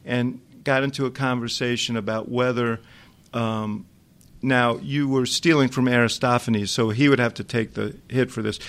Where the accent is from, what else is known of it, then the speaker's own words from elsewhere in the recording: New York City, New York, United States; moved away as an adult; now in Chicago, United States; I grew up in New York City